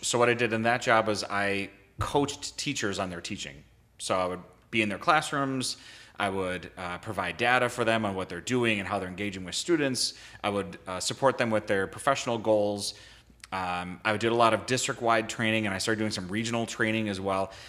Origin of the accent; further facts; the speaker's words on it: Bloomington, Minnesota, United States; I grew up in Bloomington, Minnesota